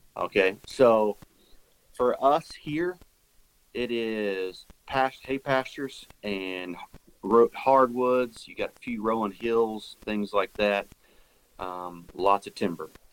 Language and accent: English; Oklahoma, United States; born or raised there